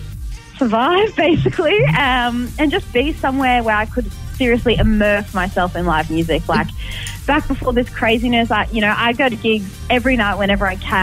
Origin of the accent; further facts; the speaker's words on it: Canberra, Australian Capital Territory, Australia; I'm from Canberra